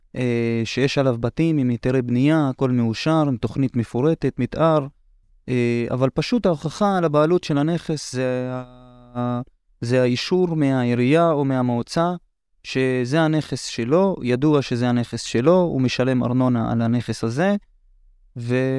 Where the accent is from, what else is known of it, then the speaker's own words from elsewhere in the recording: Hurfeish, Northern District, Israel; אני מכפר חורפיש בצפון